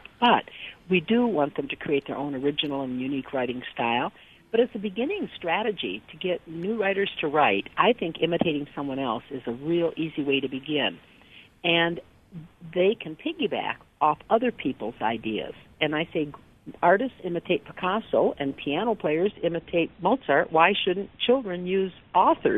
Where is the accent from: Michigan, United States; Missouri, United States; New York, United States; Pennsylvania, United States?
Michigan, United States; I'm from Michigan